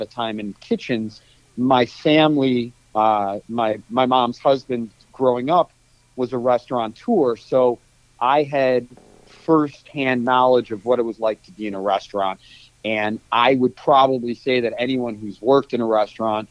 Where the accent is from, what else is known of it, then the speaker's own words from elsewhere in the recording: Cleveland, Ohio, United States; moved away as an adult; also born or lived in Kansas; now in San Francisco, United States; I was born in 1974 in Cleveland, and in 1992, I went to the University of Kansas for college